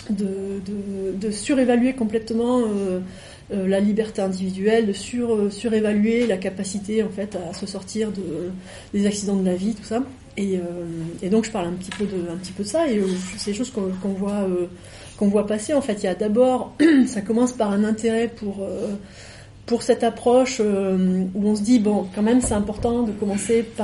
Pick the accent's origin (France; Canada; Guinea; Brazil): Guinea; born there; je suis née en Guinée euh, et c'est un peu embêtant là-bas.